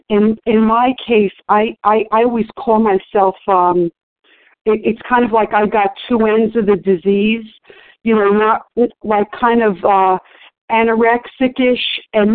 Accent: New York, United States; growing up in New York

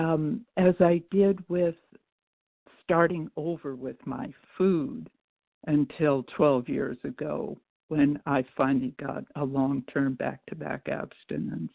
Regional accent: Chicago, Illinois, United States; I was born in Chicago, but I'm from Missouri

